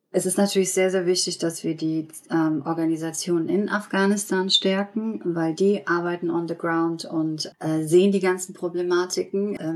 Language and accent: German; Germany; ich bin in Deutschland aufgewachsen und ähm, ähm, habe immer hier gelebt